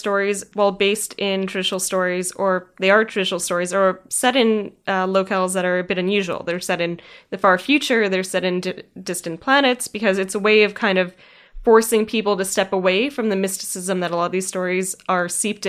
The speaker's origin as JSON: {"language": "English", "town": "Winnipeg", "region": "Manitoba", "country": "Canada", "tie": "born or raised there", "said": "And growing up in Winnipeg and having, you know, a lot of friends in the Aboriginal community, that was something that was really intriguing to me"}